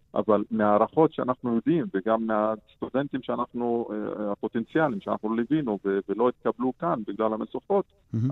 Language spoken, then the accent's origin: Hebrew; Shefa-'Amr, Northern District, Israel; אני משפרעם